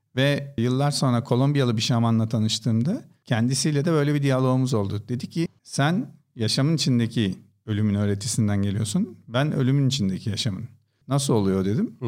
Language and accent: Turkish; Istanbul, Turkey; İstanbul doğumluyum.